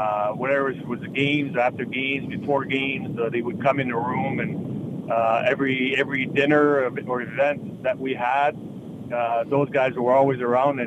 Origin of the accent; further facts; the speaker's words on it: Quebec City, Quebec, Canada; I'm a kid from Quebec City.